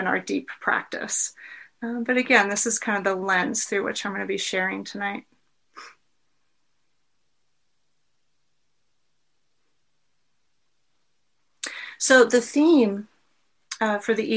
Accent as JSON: {"language": "English", "country": "United States", "said": "growing up as an American woman"}